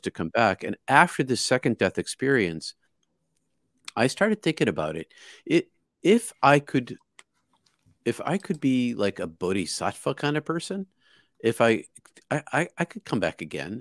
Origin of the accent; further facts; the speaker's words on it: outside of Boston, Massachusetts, United States; I grew up outside of Boston